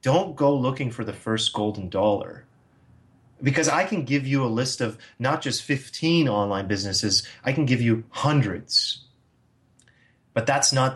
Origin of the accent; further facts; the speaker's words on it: United States; as an American